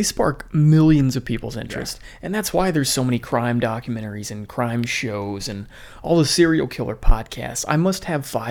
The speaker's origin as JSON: {"language": "English", "region": "New York", "country": "United States", "said": "Which I kind of think back in New York in the day, didn't everybody get bullied? Isn't New York kind of like, we're from New York, we're tough?"}